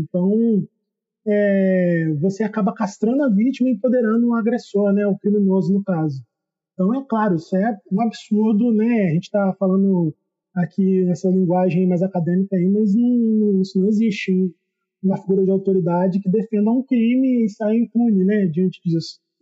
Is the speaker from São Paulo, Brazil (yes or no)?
no; Volta Redonda, Rio de Janeiro, Brazil; Eu sou do interior do estado do Rio, aqui